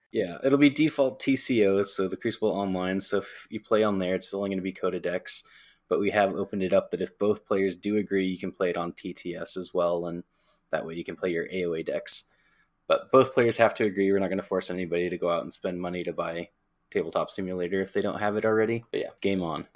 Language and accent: English; Pacific Northwest, United States; Pacific Northwest for life.